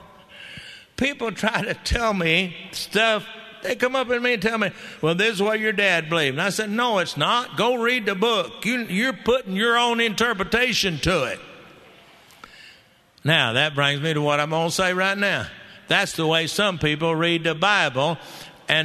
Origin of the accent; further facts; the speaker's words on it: Texas, United States; I'm a Texan